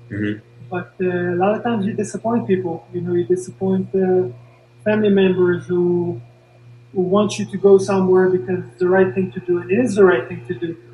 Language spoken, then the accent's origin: English; Paris, Île-de-France, France; born there; I was born in Paris.